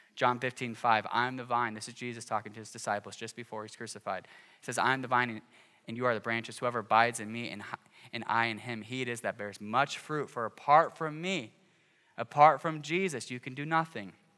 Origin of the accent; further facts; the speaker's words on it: Cedar Rapids, Iowa, United States; growing up in Cedar Rapids